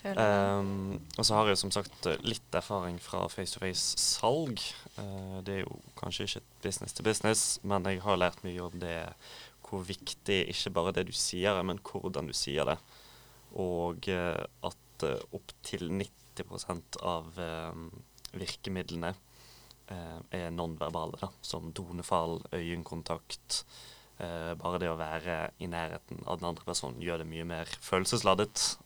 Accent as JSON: {"language": "Norwegian", "town": "Bergen", "region": "Vestland", "country": "Norway", "said": "kommer fra regnbyen Bergen"}